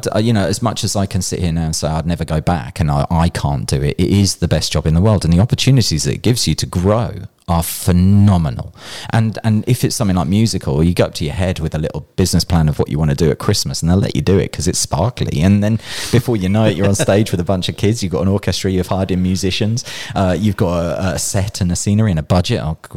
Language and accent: English; Birmingham, West Midlands, United Kingdom; accent: Brummie; I grew up in Birmingham, so it's probably a Birmingham thing.